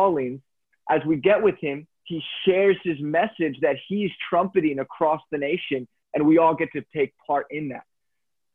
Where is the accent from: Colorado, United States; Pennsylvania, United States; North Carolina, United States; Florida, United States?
Pennsylvania, United States; Lancaster; I grew up in Pennsylvania, in Lancaster, a highly religious area